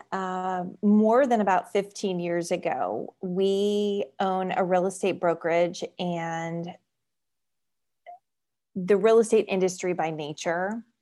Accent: Florida, United States; born there; So I was born in South Florida, but my family and I moved here 11 years ago from right outside the Washington, D.C. beltway.

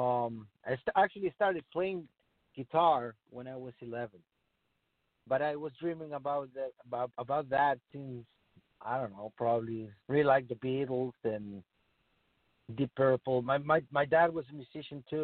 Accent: Chile; moved away as an adult; I'm from Chile, I'm from South America

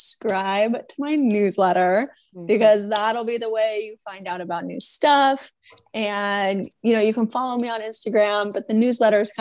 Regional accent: Niwot, Colorado, United States; moved away; I'm from Niwot

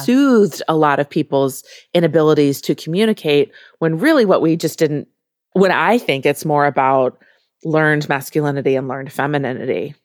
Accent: Midwest, United States; I am from the Midwest

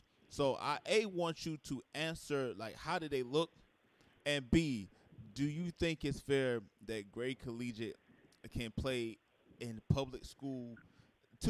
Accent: Columbia, South Carolina, United States; now in Upstate South Carolina, United States; I'm from born and raised in Columbia. I'm in upstate now.

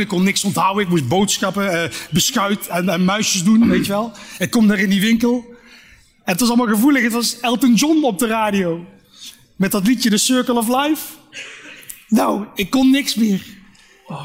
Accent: Eindhoven, North Brabant, Netherlands; Ik kom uit Eindhoven

